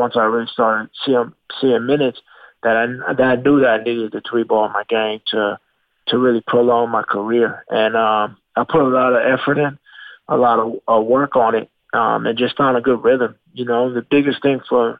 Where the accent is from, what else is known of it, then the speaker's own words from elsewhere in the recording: Long Island, New York, United States; growing up in Long Island